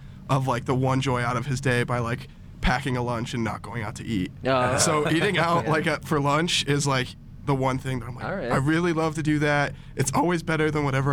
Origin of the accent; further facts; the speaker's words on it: Lakewood, Colorado, United States; also born or lived in Westminster, Colorado; I grew up in Lakewood, and I've lived there basically forever